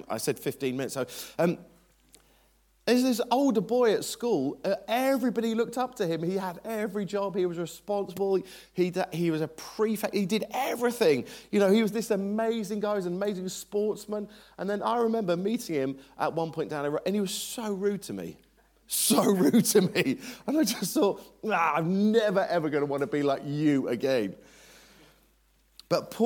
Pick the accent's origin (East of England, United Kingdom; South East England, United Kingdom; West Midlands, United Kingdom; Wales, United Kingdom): West Midlands, United Kingdom; Warwickshire; we lived in very, very rural, agricultural Warwickshire